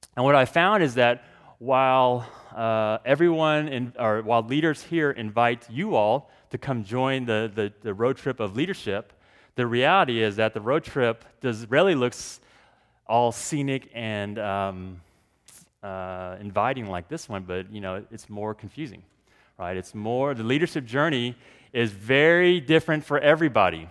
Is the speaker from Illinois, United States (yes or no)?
no; Dallas, Texas, United States; I grew up in Texas, born and raised in Texas